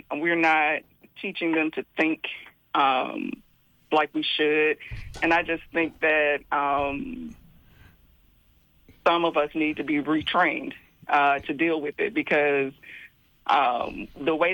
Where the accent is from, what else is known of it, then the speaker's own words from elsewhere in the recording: Memphis, Tennessee, United States; I'm from Tennessee.